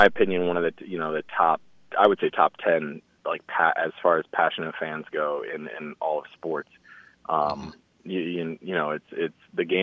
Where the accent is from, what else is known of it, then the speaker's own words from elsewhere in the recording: Indianapolis, Indiana, United States; I was born in Indy, so I went to a lot of Colts games